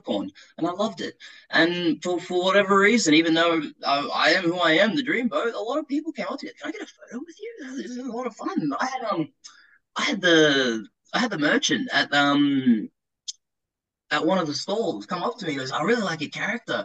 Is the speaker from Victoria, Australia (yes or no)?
yes; Melbourne, Victoria, Australia; also born or lived in South Australia / Dandenong / Springvale; I was born and raised in the northwestern suburbs in Gladstone Park